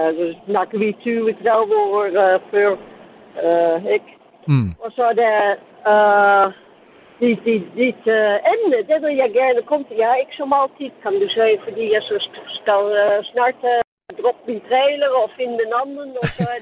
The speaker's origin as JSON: {"language": "Danish", "town": "Amsterdam", "region": "North Holland", "country": "Netherlands", "second_language": "Danish", "moved": "yes", "lives_now": "Denmark", "said": "Amsterdam, så jeg har måske en lidt mærkelig accent."}